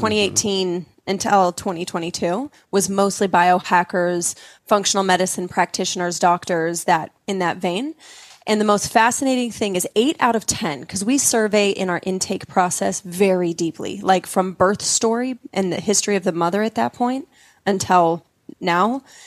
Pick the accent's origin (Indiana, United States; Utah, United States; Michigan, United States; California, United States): Utah, United States; I grew up in Utah, very, you know, culturally Mormon